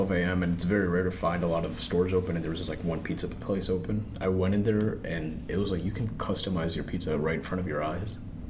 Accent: New Jersey, United States; now in Texas, United States; I mean, I was from New Jersey.

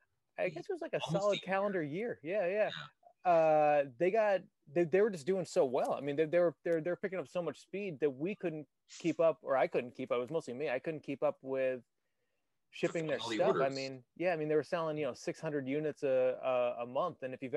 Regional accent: Chicago, Illinois, United States; We're both from Chicago

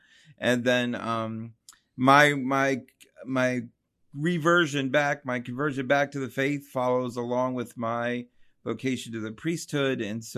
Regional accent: Ephrata, Pennsylvania, United States; I'm from Lancaster County, Pennsylvania. I grew up in a small kind of rural town, Ephrata, Pennsylvania.

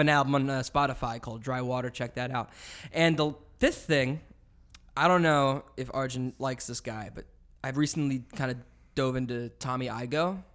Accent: Canada; now in United States; I'm Canadian

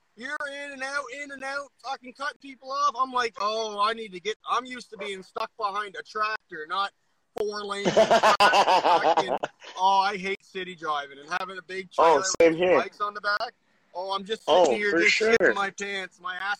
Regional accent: New Brunswick, Canada; now in Nova Scotia, Canada; Luckily, I was born and raised in New Brunswick

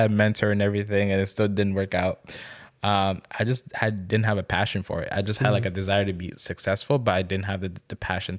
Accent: DR Congo; now in Canada; Growing up in Congo.

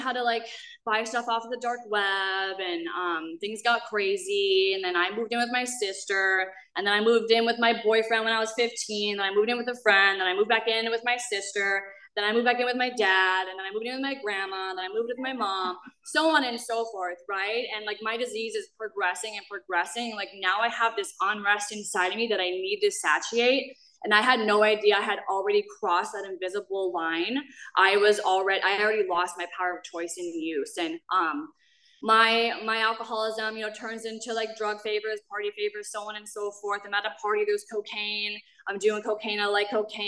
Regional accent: Minnesota, United States; moved away; I am a girl from Minnesota, a really small town. I grew up catching frogs and climbing trees

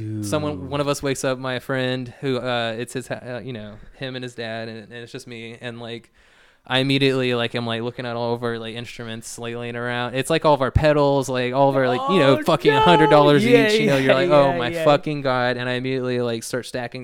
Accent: Houston, Texas, United States; moved away; I am from Texas. I am from old Houston, Texas.

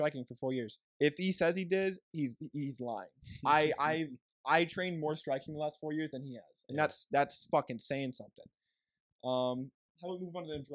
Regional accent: San Diego, California, United States; We're from San Diego, San Diego County.

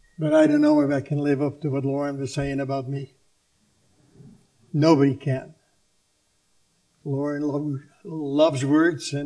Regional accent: Leeuwarden, Friesland, Netherlands; moved away; my hometown in Leeuwarden, the northern part of Holland

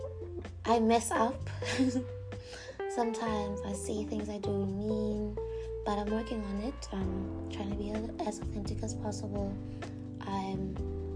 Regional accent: Botswana; I am from Botswana

